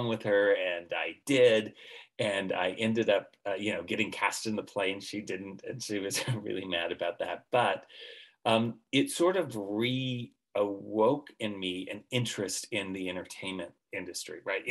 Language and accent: English; Central California, United States; I was raised in Central California in a farming community